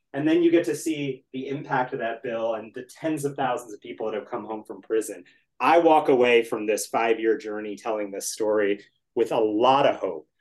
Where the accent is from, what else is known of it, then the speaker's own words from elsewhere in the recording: Washington, District of Columbia, United States; I grew up in the Washington area.